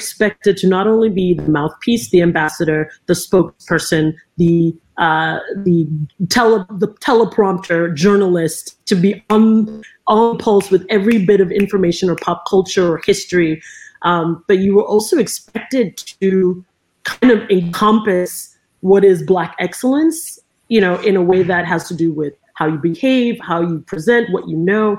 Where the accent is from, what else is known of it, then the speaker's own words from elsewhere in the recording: Cameroon; now in United States; I didn't grow up in the US. I grew up in Cameroon